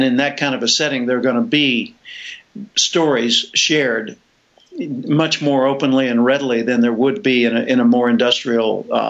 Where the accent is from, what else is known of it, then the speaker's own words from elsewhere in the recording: Little Rock, Arkansas, United States; I grew up in Little Rock, Arkansas